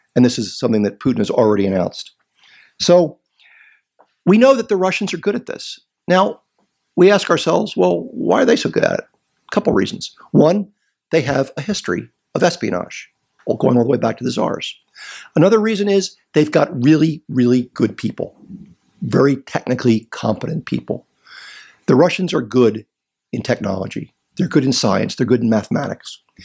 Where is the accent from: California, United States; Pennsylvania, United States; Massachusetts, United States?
Pennsylvania, United States; Philadelphia; I'm from Philadelphia. I was born there